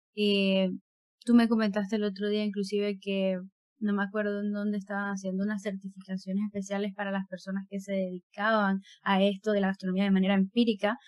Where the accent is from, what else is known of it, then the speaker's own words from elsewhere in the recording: Panama; mi tierra panameña nacional